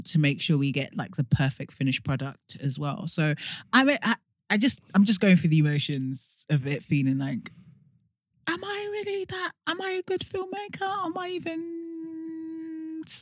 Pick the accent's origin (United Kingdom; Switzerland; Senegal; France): United Kingdom; London; also born or lived in Notting Hill, London / Tottenham, London; now in Essex, United Kingdom; So I was born in Hackney.